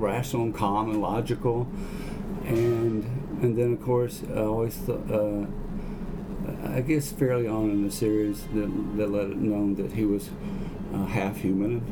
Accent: Southeast, United States; I grew up in the Southeast and lived all my life here.

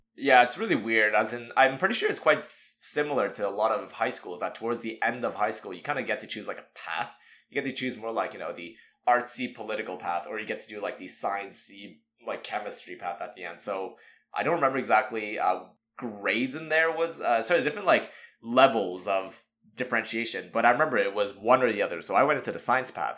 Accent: Montreal, Quebec, Canada; we grew up in Montreal

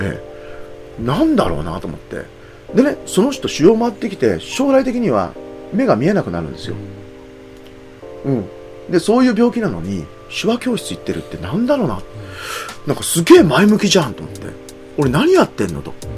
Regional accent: Aichi, Japan; born or raised there; moved away; also born or lived in Kagoshima

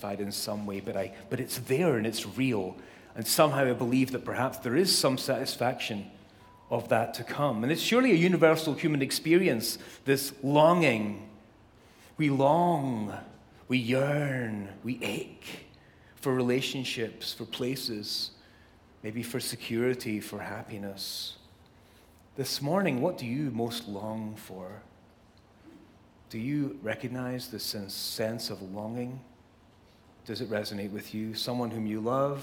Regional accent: Scotland, United Kingdom; now in Southern California, United States; I was born and raised in Scotland, as most of you know, the best place on earth.

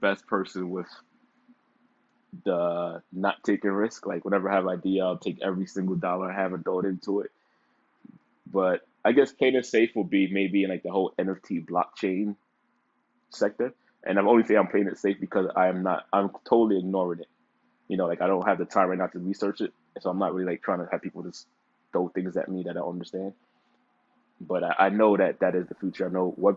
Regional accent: New York City, New York, United States; also born or lived in Dallas, Texas; growing up in the Bronx, I grew up in a weird neighborhood. It's a very small neighborhood called Norwood

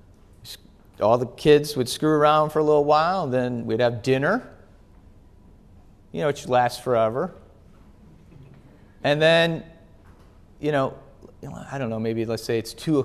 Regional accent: Wisconsin, United States; I grew up in Wisconsin

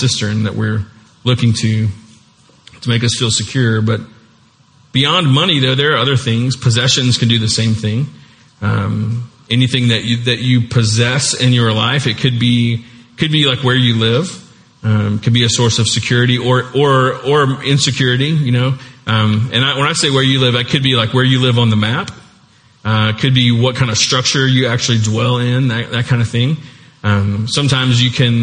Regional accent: United States; we're the US

